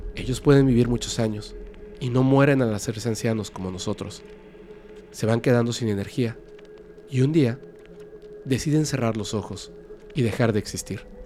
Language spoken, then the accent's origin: Spanish; a small town in Antioquia, Colombia; Soy de Colombia de un pueblito en Antioquía